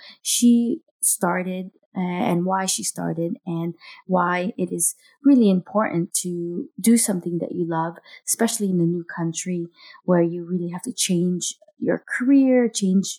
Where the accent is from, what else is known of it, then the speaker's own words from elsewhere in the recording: United States; now in Denmark; I'm an American Filipino mom living in Denmark